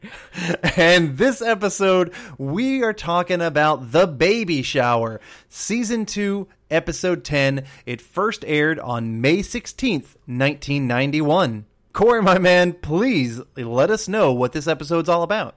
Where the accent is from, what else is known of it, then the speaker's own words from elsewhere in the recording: Georgia, United States; I'm a Southerner, as I grew up mostly in Georgia.